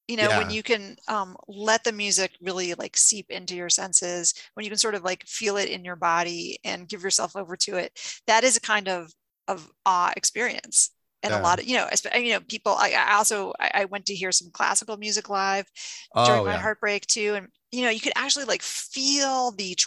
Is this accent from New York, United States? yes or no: yes; New York, United States; also born or lived in Rocky Mountains; now in Washington, D.C., United States; I grew up in New York, but my parents were divorced. I would spend summers in D.C.